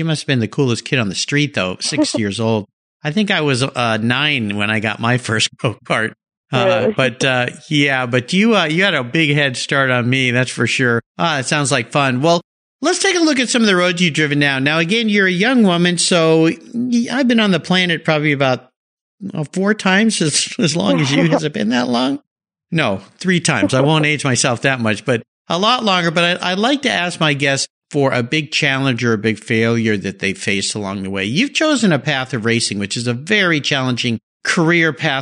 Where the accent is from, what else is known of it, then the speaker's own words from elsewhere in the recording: San Diego, California, United States; I grew up in San Diego, so very familiar with that area